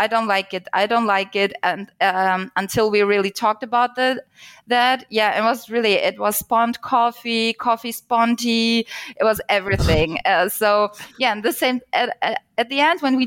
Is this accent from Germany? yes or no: yes; Germany; I'm from Germany, so data privacy is really a hot topic here.